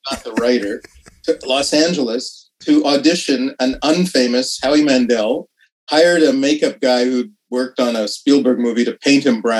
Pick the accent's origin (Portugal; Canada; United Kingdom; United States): Canada; Saskatoon, Saskatchewan; also born or lived in Kerala, India / Ottawa / Montreal; I was born in Kerala in southern India, and you can tell that from my name. But I grew up from the age of a year uh, mm. in Sask- in Saskatoon primarily, and a little bit in Ottawa and Montreal. But yeah, I'm a I'm a first generation